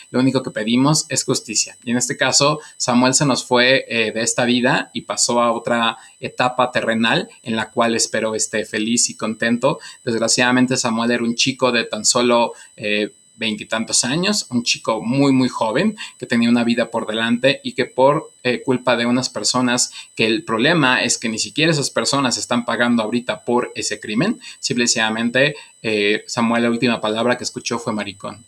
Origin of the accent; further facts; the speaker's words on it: Mexico; nosotros como mexicanos